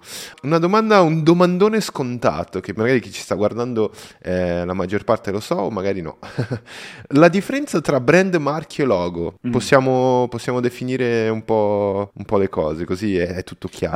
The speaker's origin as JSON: {"language": "Italian", "country": "Brazil", "second_language": "Italian", "said": "io sono brasiliano"}